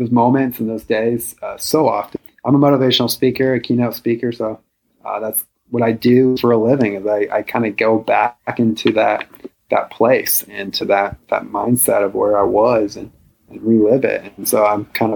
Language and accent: English; a small town in Iowa, United States; I'm from a small town in Iowa. I grew up in the Midwest